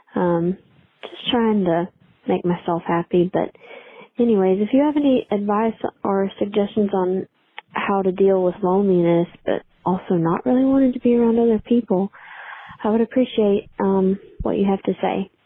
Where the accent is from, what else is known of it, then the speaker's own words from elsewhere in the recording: Alabama, United States; I'm from Alabama